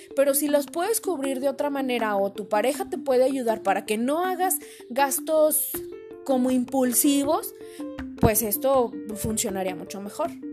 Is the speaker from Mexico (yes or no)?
yes; Mexico; como mexicanos